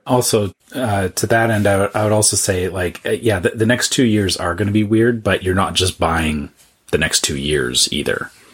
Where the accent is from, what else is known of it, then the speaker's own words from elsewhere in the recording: Canada; being a Canadian